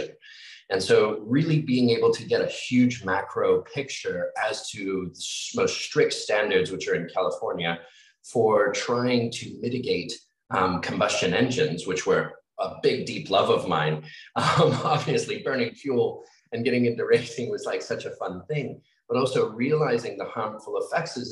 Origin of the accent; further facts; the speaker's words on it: Australia; growing up in Australia